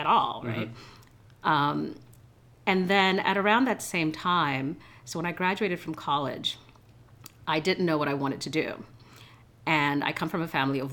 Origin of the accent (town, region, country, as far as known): New York City, New York, United States; born or raised there; English is a second language; also born or lived in Haiti / Boston